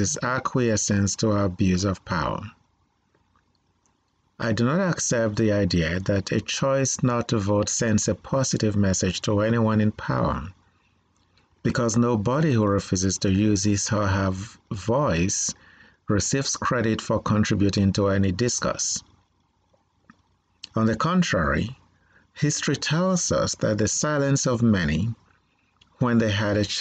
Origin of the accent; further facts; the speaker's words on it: Nigeria; now in United States; I was born in Nigeria